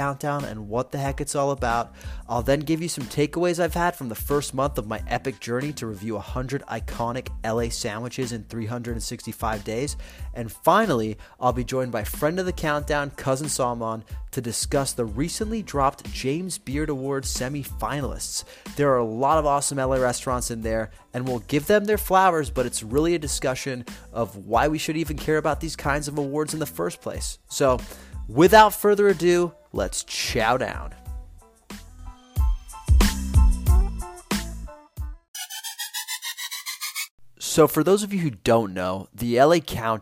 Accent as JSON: {"language": "English", "town": "Rome", "region": "Lazio", "country": "Italy", "moved": "yes", "lives_now": "Los Angeles, United States", "said": "I am Italian from Italy, from Rome"}